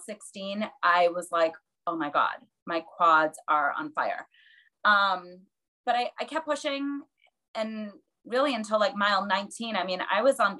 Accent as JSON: {"language": "English", "town": "Boston", "region": "Massachusetts", "country": "United States", "tie": "born or raised there", "said": "It's my hometown race"}